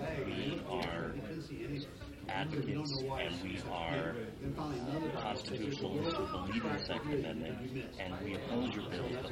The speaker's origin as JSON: {"language": "English", "town": "Hagerstown", "region": "Maryland", "country": "United States", "tie": "born or raised there", "moved": "yes", "lives_now": "Montgomery County, United States", "said": "I grew up in Hagerstown, and I'm in Montgomery County"}